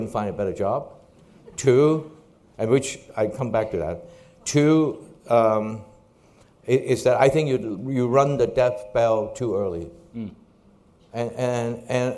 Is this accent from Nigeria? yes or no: no; Hong Kong; When I was growing up in Hong Kong, this is obviously after World War II